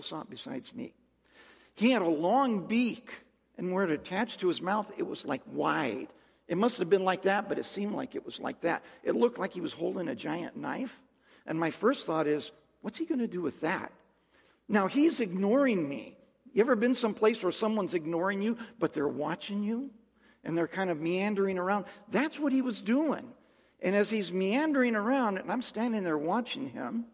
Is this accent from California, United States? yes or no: yes; Mojave Desert, California, United States; I'm from the Mojave Desert in California